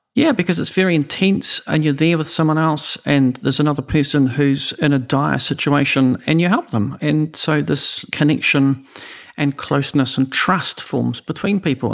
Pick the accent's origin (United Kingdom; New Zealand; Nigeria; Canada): New Zealand; Oamaru, Otago; I'm from Omaroo